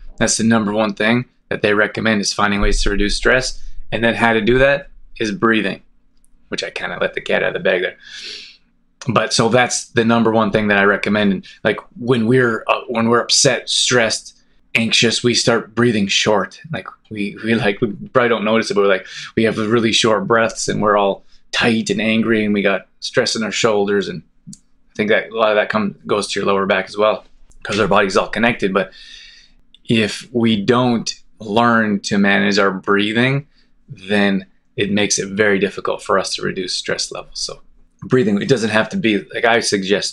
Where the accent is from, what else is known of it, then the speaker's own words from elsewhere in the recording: Calgary, Alberta, Canada; also born or lived in Olds, Alberta; I grew up in Calgary, it's a big city